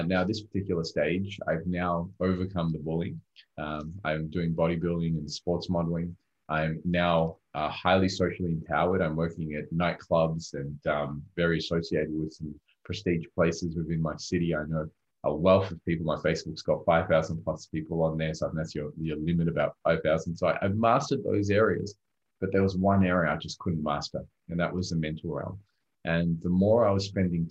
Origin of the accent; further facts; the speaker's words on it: Australia; English is a second language; also born or lived in Rodrigues, Mauritius; when I first came to Australia at 4 years old, I came from a third world country at the time called Rodriguez, right next to a small island called Mauritius. And when I came to Australia, I barely spoke English